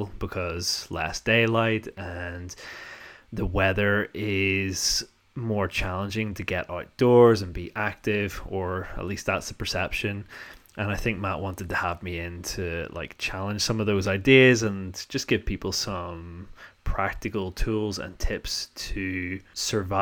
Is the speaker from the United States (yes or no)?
no; North Down, Northern Ireland, United Kingdom; accent: posh North Down; I come from an area called North Down